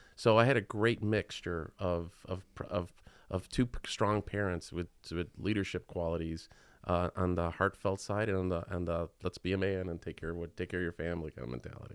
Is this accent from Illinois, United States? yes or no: yes; Chicago, Illinois, United States; I was born right here in Chi Town